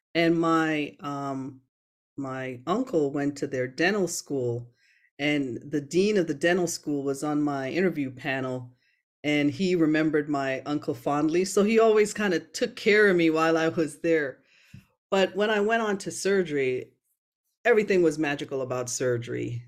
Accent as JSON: {"language": "English", "town": "Brooklyn", "region": "New York", "country": "United States", "tie": "born or raised there", "also_born_or_lived": "Jamaica", "accent": "Americanized", "said": "grew up after immigrating to the U S with my family in Brooklyn, New York."}